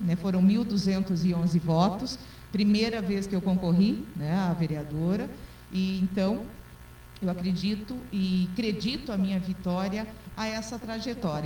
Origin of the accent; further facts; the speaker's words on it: Campina da Lagoa, Paraná, Brazil; also born or lived in Diamante do Oeste; now in Cascavel, Brazil; eu sou natural de Campina da Lagoa, próximo daqui também